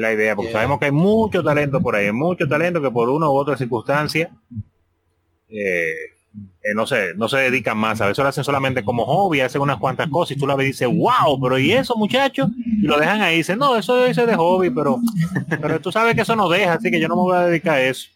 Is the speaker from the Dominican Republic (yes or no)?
yes; Dominican Republic; en el caso de nosotros, principalmente Ishidori y yo, eh, que somos pues, dominicanos